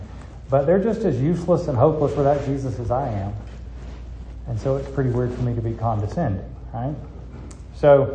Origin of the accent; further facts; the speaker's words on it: United States; I'm an American